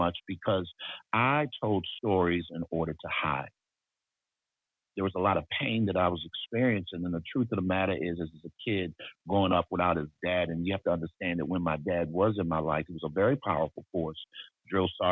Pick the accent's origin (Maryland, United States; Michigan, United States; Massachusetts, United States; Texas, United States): Maryland, United States; Baltimore; I was born in Baltimore, Maryland, and raised in a single parent home